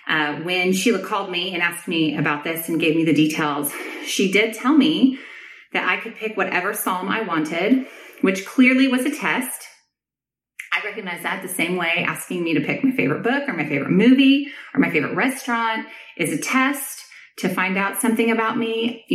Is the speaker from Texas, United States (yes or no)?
yes; Austin, Texas, United States; I'm from Austin, Texas.